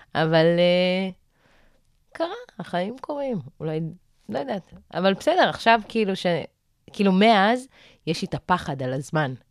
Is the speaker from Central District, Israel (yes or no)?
no; Arad, Southern District, Israel; אני במקור מערד